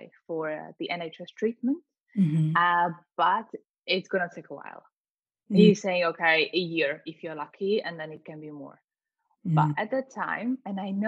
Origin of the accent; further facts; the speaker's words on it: Vietnam; moved away; also born or lived in Slovakia; I was born in Slovakia and I was raised in Vietnam